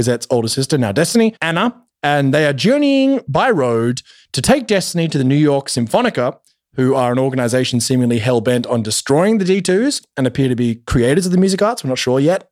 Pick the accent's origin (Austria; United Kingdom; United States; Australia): Australia; I'm Australian